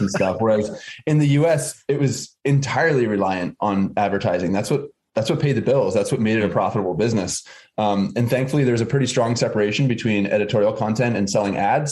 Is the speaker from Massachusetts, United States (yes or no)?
yes; Massachusetts, United States; I was born and raised in Massachusetts on the east coast of the U.S.